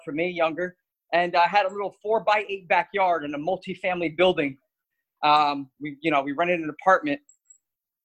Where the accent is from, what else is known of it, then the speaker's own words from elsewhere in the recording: Elizabeth, New Jersey, United States; growing up in Elizabeth, New Jersey, my father came to this country when he was 6 years old from Portugal